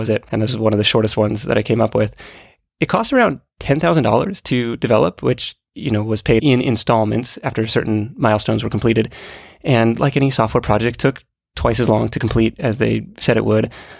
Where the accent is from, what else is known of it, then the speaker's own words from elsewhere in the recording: Seattle, Washington, United States; moved away as an adult; I thought it would be worthwhile to leave Seattle and see what else was out there. I'd lived there almost my entire life.